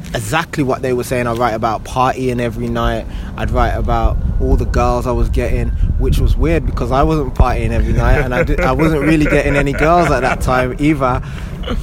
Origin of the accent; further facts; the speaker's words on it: Birmingham, West Midlands, United Kingdom; now in London, United Kingdom; I was born and bred in Birmingham